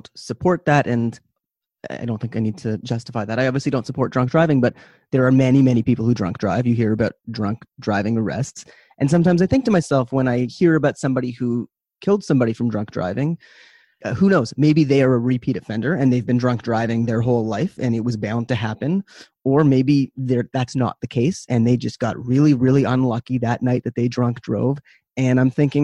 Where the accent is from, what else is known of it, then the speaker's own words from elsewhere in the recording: Canada; I am Canadian